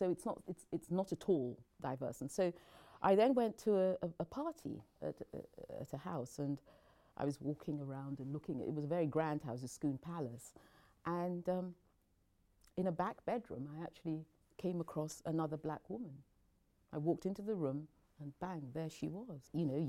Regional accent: Nigeria; born there; also born or lived in England; I was born in Nigeria. I came to England when I was young. And then, rather like Belle, my mother fell ill. And so we returned to Nigeria.

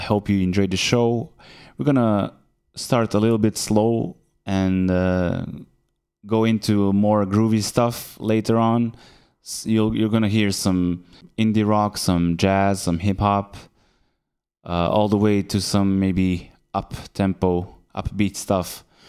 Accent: Belgrade, Serbia; now in Berlin, Germany; I come from Belgrade, Serbia, but I'm tuning in live from Berlin.

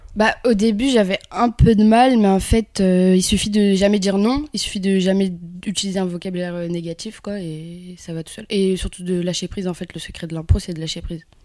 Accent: Kabylie, Algeria; moved away; Je suis née en Algérie et euh, dans un petit village, donc euh, nous on, parle vraiment plus kabyle

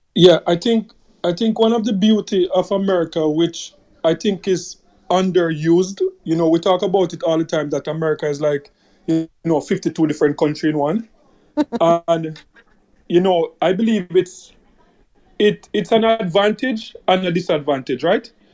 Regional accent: Jamaica; as a Jamaican

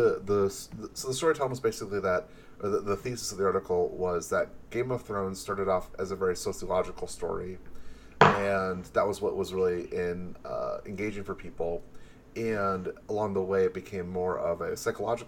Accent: Detroit, Michigan, United States; I'm from Detroit. I'm a city boy.

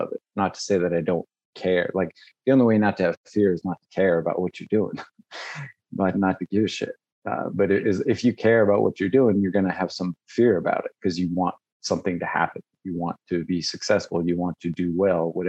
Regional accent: Las Vegas, Nevada, United States; I grew up in Vegas

